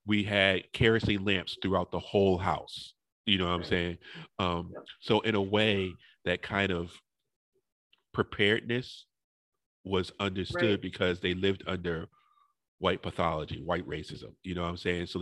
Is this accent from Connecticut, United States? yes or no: yes; New Haven, Connecticut, United States; moved away; I grew up in New Haven